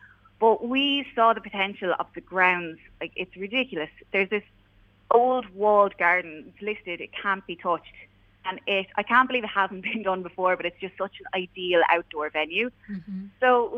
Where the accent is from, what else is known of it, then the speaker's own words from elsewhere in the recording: Clonmel, Tipperary, Ireland; we grew up in Clonmel playing music in various bands, you know, probably awful at the time. And we ended up moving away, you know, living our lives. Mm-hmm. But kind of during the pandemic, we ended up moving back home, and we're here and we're settling down in Clonmel now.